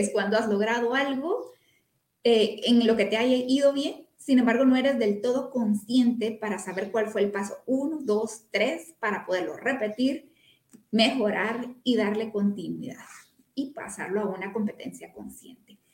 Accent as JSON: {"language": "Spanish", "country": "Guatemala", "said": "soy una mujer guatemalteca con familia en todo el país prácticamente"}